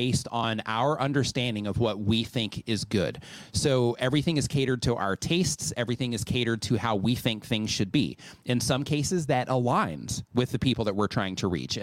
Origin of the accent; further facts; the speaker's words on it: United States; moved away as an adult; now in Mexico; we grew up in the States, everything's built out of wood.